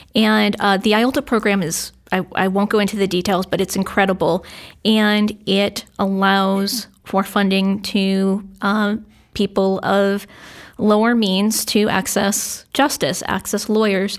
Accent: Londonderry, New Hampshire, United States; I grew up in London, Derry

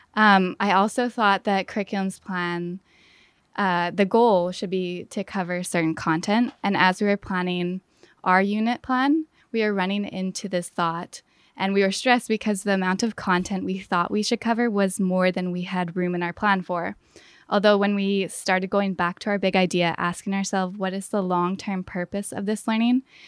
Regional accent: Fort St. John, British Columbia, Canada; moved away as an adult; northern B C. It's called Fort Saint John. And I grew up there

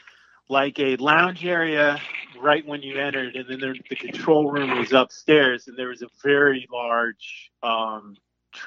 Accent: Connecticut, United States; I grew up in Connecticut

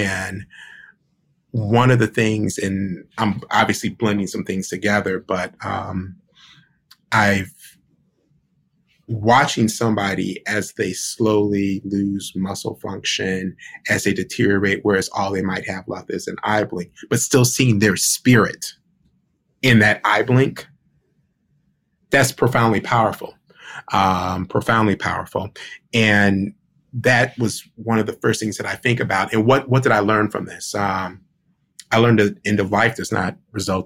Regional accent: Cleveland, Ohio, United States; now in Washington, D.C., United States; I was born in Cleveland, Ohio, May 15th, 1973. And I grew up with my mom.

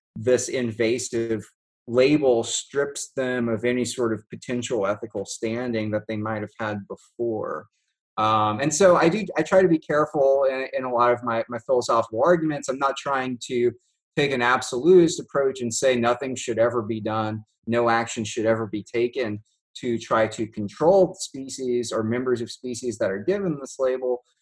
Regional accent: South Louisiana, United States; also born or lived in Oregon; now in Louisiana, United States; I grew up in South Louisiana

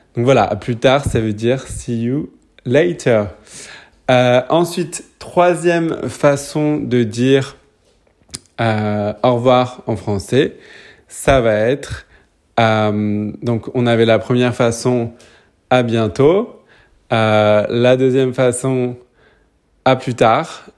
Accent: Paris, Île-de-France, France; now in New Zealand; je suis français, je suis né à Paris, mais j'habite en ce moment en Nouvelle-Zélande

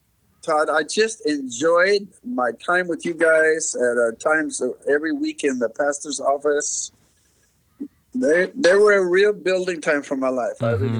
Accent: Mexico; So I grew up in Mexico, surrounded by Spanish, learned Spanish as a kid

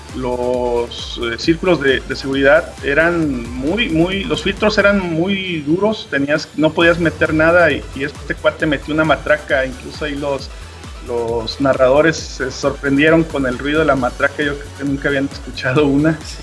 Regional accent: Mexico; así como buen mexicano

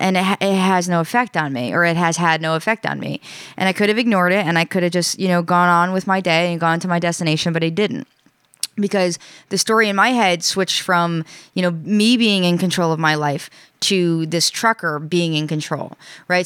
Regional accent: New York, United States; now in Rhode Island, United States; I'm from New York

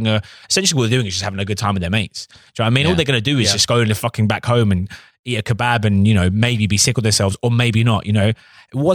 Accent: United Kingdom; also born or lived in Suffolk; I'm British

